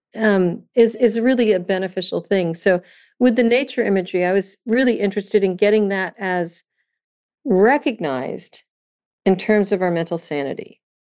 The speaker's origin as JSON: {"language": "English", "region": "California", "country": "United States", "tie": "born or raised there", "also_born_or_lived": "Vermont", "said": "growing up in California with this beautiful ocean"}